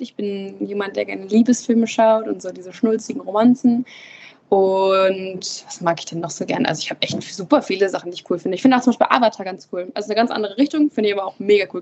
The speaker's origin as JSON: {"language": "German", "town": "Emden", "region": "Lower Saxony", "country": "Germany", "tie": "born or raised there", "also_born_or_lived": "Wittmund", "said": "ich bin hier nicht geboren, ich bin in Emden geboren"}